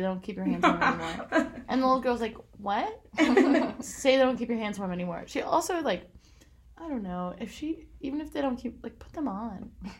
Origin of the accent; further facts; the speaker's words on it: Florida, United States; I'm from Florida.